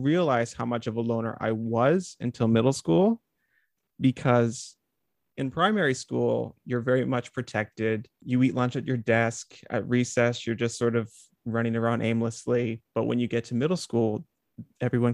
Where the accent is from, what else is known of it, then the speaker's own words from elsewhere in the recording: Northern Ontario, Canada; I grew up in Northern Ontario, so spent a lot of time outside